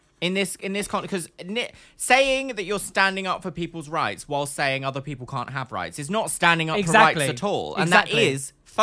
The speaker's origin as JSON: {"language": "English", "country": "United Kingdom", "lives_now": "London, United Kingdom", "said": "I'm British. Like, I live in London."}